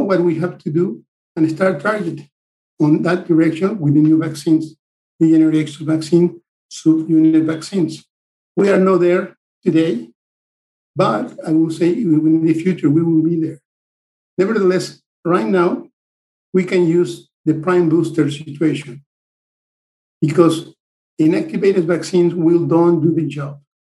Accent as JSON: {"language": "English", "country": "Mexico", "moved": "as an adult", "lives_now": "United States", "said": "I'm originally from Mexico"}